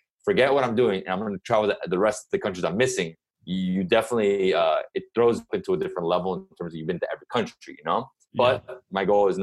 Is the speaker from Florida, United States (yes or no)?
yes; Miami, Florida, United States; I'm from here.